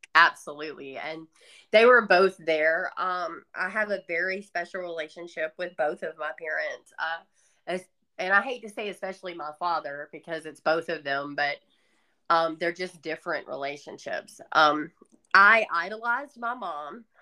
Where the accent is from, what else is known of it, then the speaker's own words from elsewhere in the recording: the South, United States; accent: Southern; I grew up in the South, obviously by this accent